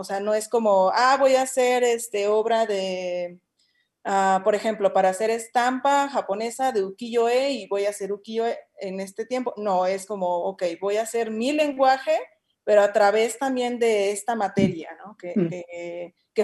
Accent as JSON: {"language": "Spanish", "town": "Torreón", "region": "Coahuila", "country": "Mexico", "moved": "yes", "lives_now": "Guanajuato, Mexico", "said": "hay unos que ya nos adoptó Guanajuato, como a mí, porque yo soy de Torreón, Coahuila"}